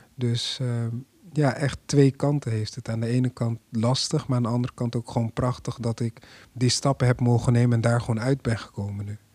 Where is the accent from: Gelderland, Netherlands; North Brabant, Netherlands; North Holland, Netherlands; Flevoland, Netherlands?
Gelderland, Netherlands; Apeldoorn; ik kom zelf uit Apeldoorn